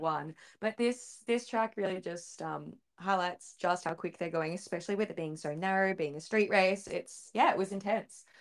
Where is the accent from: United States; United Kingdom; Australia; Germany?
Australia; we are an Aussie F one podcast